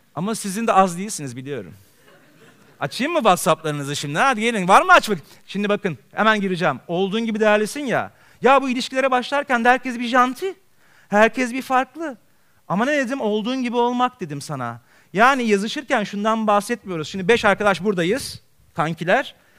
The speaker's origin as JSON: {"language": "Turkish", "region": "Istanbul", "country": "Turkey", "tie": "born or raised there", "said": "ben Beyoğlu'nda doğdum, Beyoğlu'nda büyüdüm."}